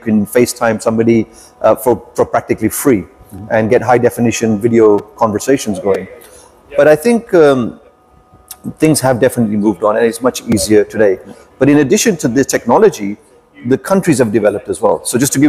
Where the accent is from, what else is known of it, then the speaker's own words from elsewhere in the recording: London, United Kingdom; moved away as an adult; now in Pakistan; Even though my heritage was from Pakistan, my parents were from Pakistan. I was actually born in Pakistan as well. But at the age of one, we came to London and we grew up in the UK.